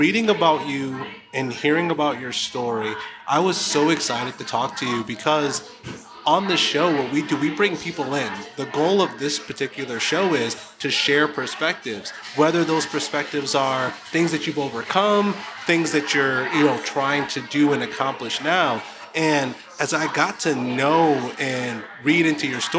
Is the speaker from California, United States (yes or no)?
no; Buffalo, New York, United States; now in Texas, United States; I'm from Buffalo, New York